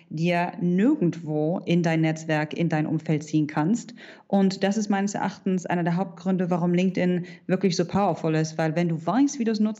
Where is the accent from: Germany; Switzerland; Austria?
Germany; Hanover, Lower Saxony; now in Dubai, United Arab Emirates; ich bin vor zehn Jahren aus Hannover ausgewandert und lebe mittlerweile in Dubai in den Vereinigten Arabischen Emiraten.